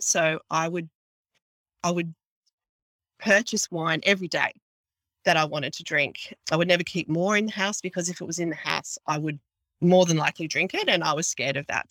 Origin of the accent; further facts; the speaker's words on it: Mid North Coast, New South Wales, Australia; I am an Aussie girl from the mid north coast in Australia, which is, I'd say, five, six hours drive from Sydney, in between Sydney and Brisbane.